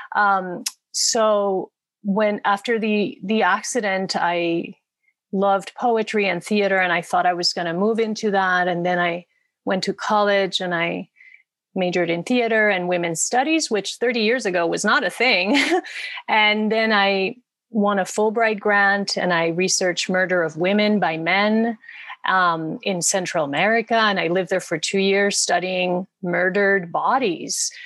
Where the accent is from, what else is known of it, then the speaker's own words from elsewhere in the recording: Puerto Rico; moved away as an adult; now in Los Angeles, United States; I come from Puerto Rico, which to me felt a little bit like a small town in many ways. So I wanted the big cities. I moved